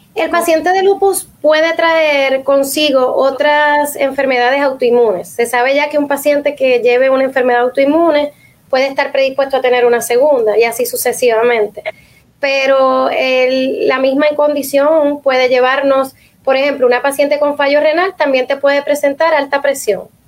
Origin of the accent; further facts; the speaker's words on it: Puerto Rico; nosotros como puertorriqueños